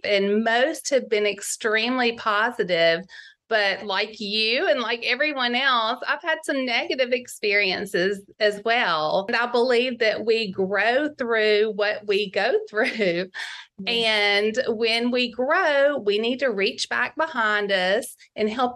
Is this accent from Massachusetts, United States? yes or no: no; Mississippi, United States; moved away as an adult; I am from a very small town in Mississippi